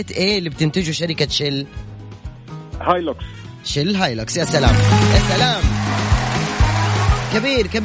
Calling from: Riyadh, Riyadh Province, Saudi Arabia; من وين من الرياض انا من الرياض

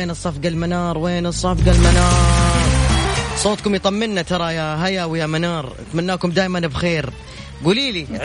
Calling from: Jeddah, Makkah Province, Saudi Arabia; معكم من جدة

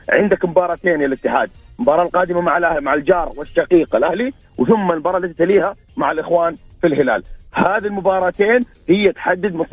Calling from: Jeddah, Makkah Province, Saudi Arabia; من جده

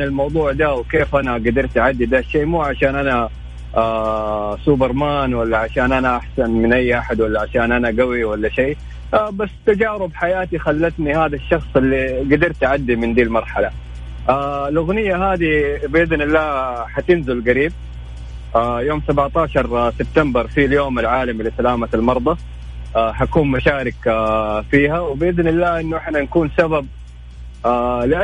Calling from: Jeddah, Makkah Province, Saudi Arabia; انا اكلمك من جده

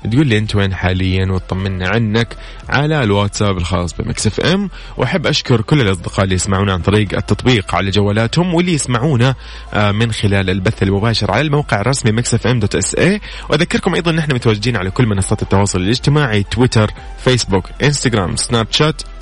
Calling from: Riyadh, Riyadh Province, Saudi Arabia; من الرياض

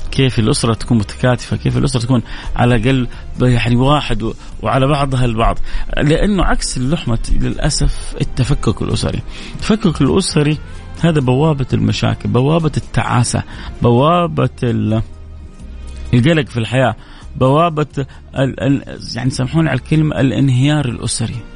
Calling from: Riyadh, Riyadh Province, Saudi Arabia; السلام عليكم … من الرياض

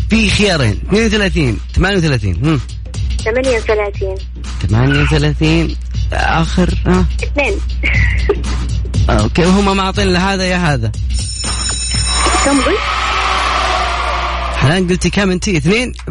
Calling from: Yanbu, Medina Province, Saudi Arabia; بعدين الجو بارد ما شاء الله عندنا في ينبع يعني يعتبر حليو لنا ثلاث ايام ما شاء الله جت موجه

